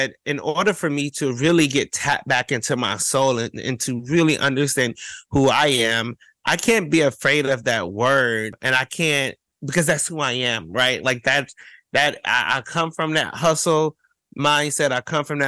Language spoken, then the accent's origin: English; Cleveland, Ohio, United States; as a queer kid, as a Black gay kid, right? Growing up in Cleveland, Ohio